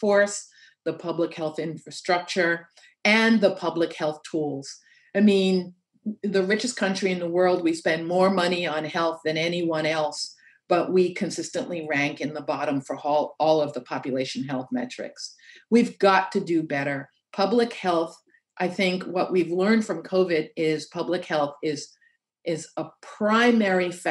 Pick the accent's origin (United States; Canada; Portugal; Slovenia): United States; New York City, New York; I'm from Queens Village.